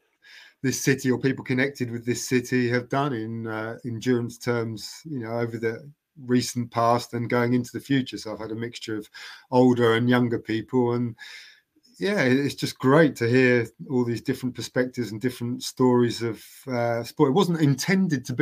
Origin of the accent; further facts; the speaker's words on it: London, United Kingdom; now in Cambridge, United Kingdom; I've been in Cambridge for getting on for 35 years ago, but I'm not from Cambridge. I'm a South Londoner